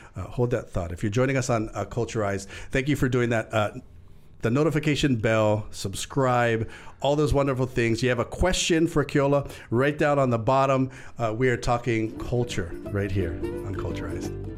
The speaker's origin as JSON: {"language": "English", "area": "Lanai", "region": "Hawaii", "country": "United States", "said": "being from Lanai at the time"}